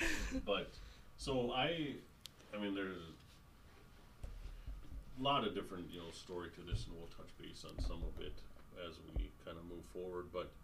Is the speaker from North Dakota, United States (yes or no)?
yes; Dickinson, North Dakota, United States; moved away as an adult; now in Bismarck, United States; I was born in Dickinson. So For those of you that are listening to this around the world, it's about a town about 100 miles away from Bismarck, where we are here now.